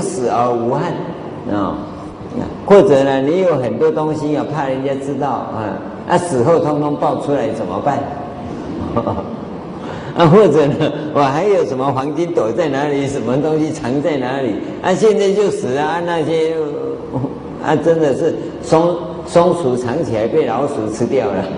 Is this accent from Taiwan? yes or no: yes; Taiwan; 我们台湾话叫做拜门靠